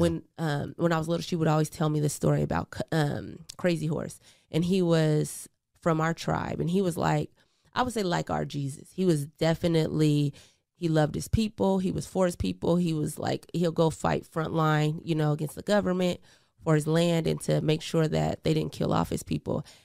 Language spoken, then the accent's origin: English; Portland, Oregon, United States; also born or lived in Eugene, Oregon; I was actually born in Eugene, Oregon, but, um, I grew up in Portland, Oregon, Northeast